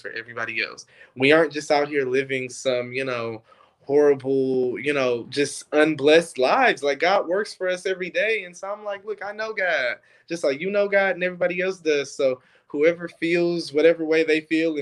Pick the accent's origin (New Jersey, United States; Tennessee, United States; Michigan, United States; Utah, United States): Michigan, United States; Detroit; I grew up in Detroit